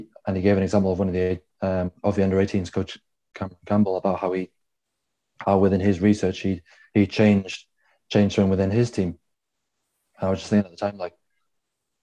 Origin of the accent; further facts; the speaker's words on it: South Wales, United Kingdom; Growing up in South Wales